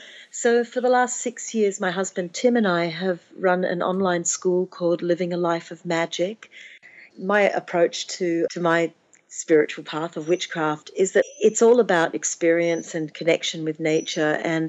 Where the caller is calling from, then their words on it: Florida, United States; Exactly. I'm calling from Florida.